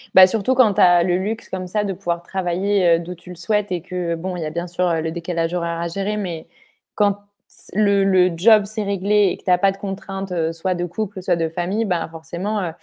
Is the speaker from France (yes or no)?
yes; France; also born or lived in Bali; Je suis dans ma région natale, je suis avec ma famille